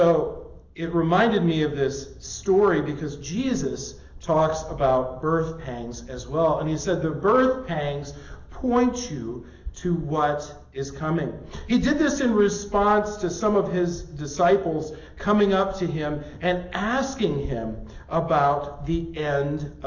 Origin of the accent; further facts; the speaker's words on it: Midwest, United States; now in Las Vegas, United States; growing up in the Midwest